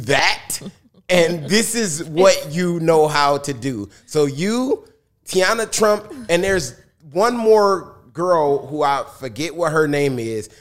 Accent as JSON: {"language": "English", "town": "Detroit", "region": "Michigan", "country": "United States", "said": "I'm from Detroit and I was a rapper in the hip hop shop where … was"}